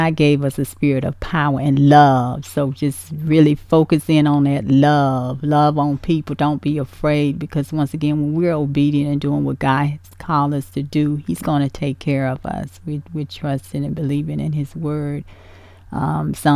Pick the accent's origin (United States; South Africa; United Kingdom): United States; Danville, Virginia; Virginia, Danville, actually my hometown